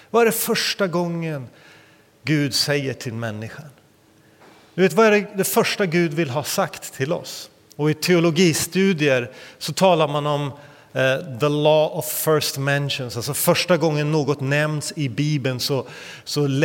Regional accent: India; kallas också för Indiens armhåla, inte av en slump utan på grund av dess fukt och annat. Men eh, där växte jag upp.

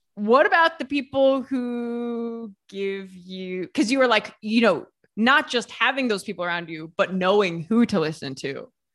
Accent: Ohio, United States; moved away as an adult; also born or lived in New York City; now in Italy; I moved to New York City, like, from Ohio.

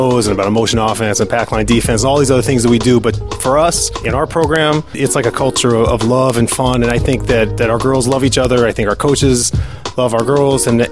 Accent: Seattle, Washington, United States; now in Chicago, United States; I'm from Seattle, so I was at Mercer Island High School

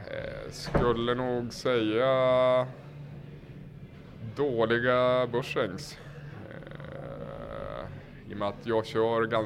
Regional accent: Söderhamn, Gävleborg County, Sweden; men just när jag började åka så var skateboard jag skulle säga större än vad det någonsin har varit hemma i Söderhamn. I princip varenda en i min ålder åkte bräda

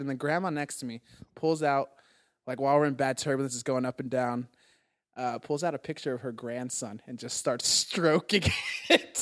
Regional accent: Arizona, United States; now in Los Angeles, United States; I'm from Arizona

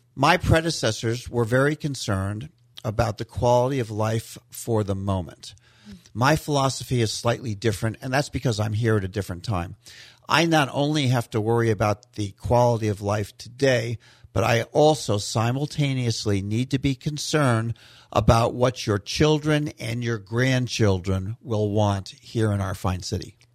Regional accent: West Coast, Florida, United States; also born or lived in Key Biscayne, Florida; So I grew up in Florida over on the West Coast, and I've been all over the state.

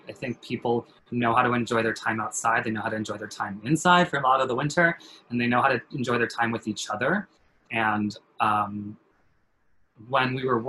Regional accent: California, United States; You know, I'm a coast boy. I grew up in California.

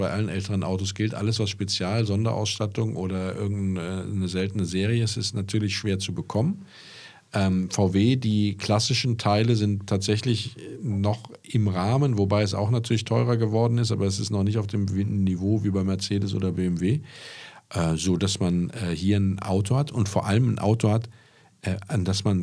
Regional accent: Lower Saxony, Germany; ich bin ja aus Niedersachsen.

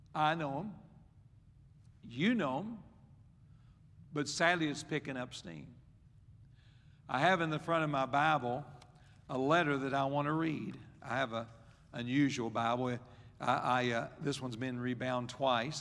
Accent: West Virginia, United States; I was raised in West Virginia

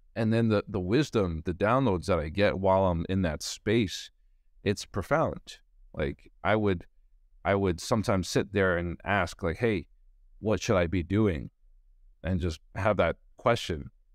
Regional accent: New York City, New York, United States; I grew up in Brooklyn, New York

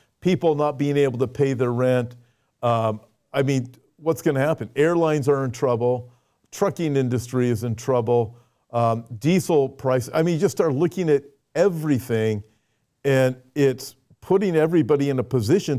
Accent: United States; we're both from America

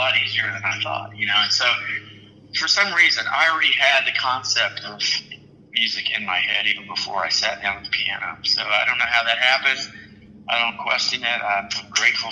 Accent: right outside of Houston, Texas, United States; moved away as an adult; also born or lived in Austin; I grew up right outside of Houston

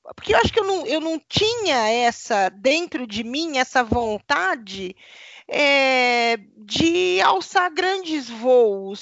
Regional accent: Paraná, Brazil; eu sou aqui do Paraná

